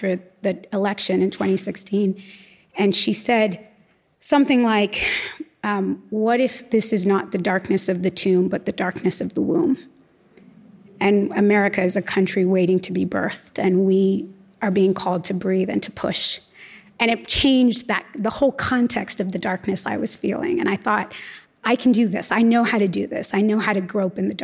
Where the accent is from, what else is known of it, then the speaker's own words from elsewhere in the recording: Los Angeles, California, United States; I was born and raised in Los Angeles